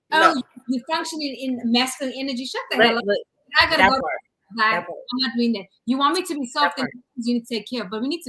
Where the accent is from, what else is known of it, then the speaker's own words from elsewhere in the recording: United States; because I'm American